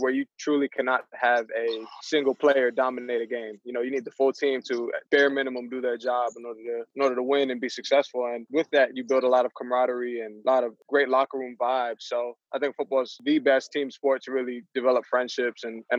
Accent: Port Jefferson, New York, United States; I grew up in Port Jeff, but on the border of Selden

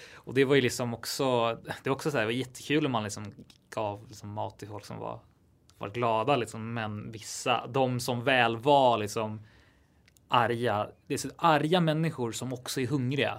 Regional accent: Täby, Stockholm County, Sweden; jag är uppväxt utanför Stockholm i Täby

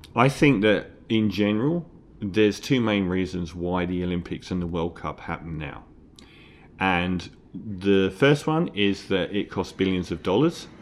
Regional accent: London, United Kingdom; I'm from East Ham

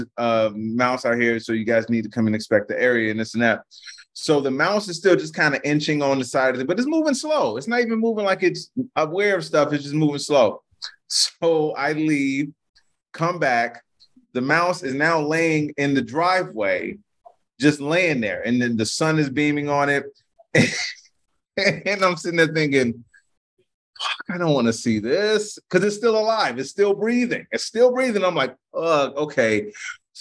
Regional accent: Chicago, Illinois, United States; growing up in Chicago

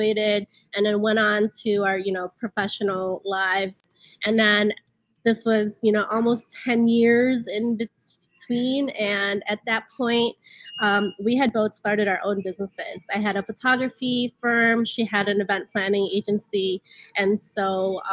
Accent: Chicago, Illinois, United States; coming from immigrant families, and then growing up in Chicago, in the streets of Chicago

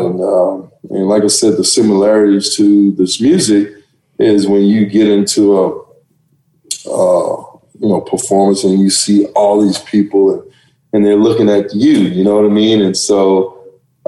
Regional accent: Dallas, Texas, United States; also born or lived in Oklahoma; I'm originally from Texas, Dallas, Texas. I went to school in Oklahoma

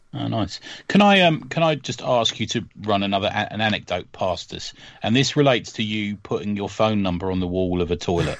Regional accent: London, United Kingdom; where are you from?" and I said London

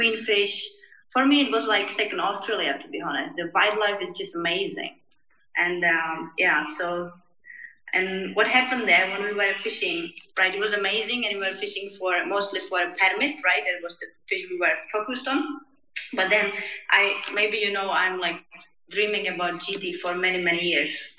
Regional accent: Czechia; I'm based and I came from Czech Republic

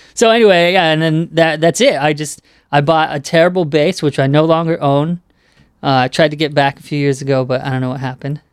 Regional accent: Southern California, United States; I grew up in Southern California

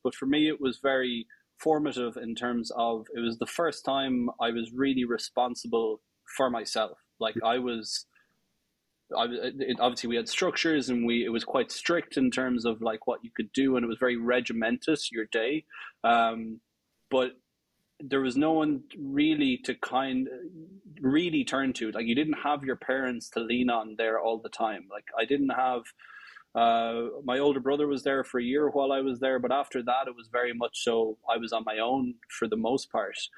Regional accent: Tullamore, Leinster, Ireland; I grew up um, outside Tullamore, about four ah. miles outside Tullamore, in the middle of uh, in the middle of the countryside in the sticks

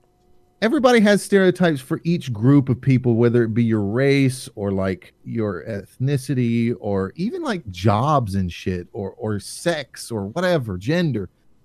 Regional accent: the South, United States; Now, I grew up in the South. My family talks like that. In fact, my wife can barely understand half my relatives.

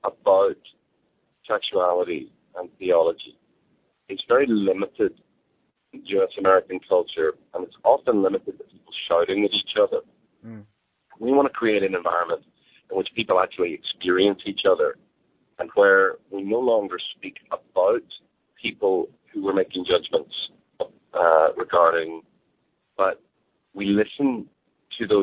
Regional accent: Northern Ireland, United Kingdom; I grew up in Northern Ireland

